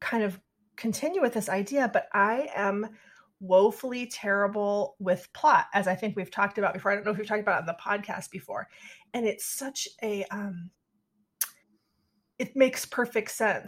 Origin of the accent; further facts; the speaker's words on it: Sacramento, California, United States; moved away; also born or lived in Chicago / Bay Area, California; growing up in Sacramento